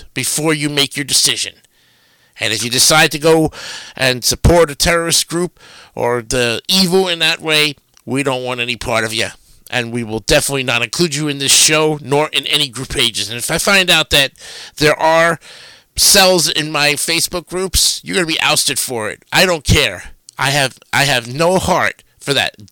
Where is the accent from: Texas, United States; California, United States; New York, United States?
New York, United States; moved away as an adult; now in Florida, United States; I may be down here in Florida for 20-some years now, 28 going on 29 next June, but New York will always be my hometown